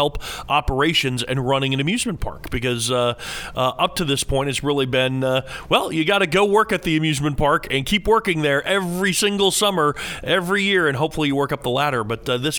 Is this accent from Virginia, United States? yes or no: yes; Fredericksburg, Virginia, United States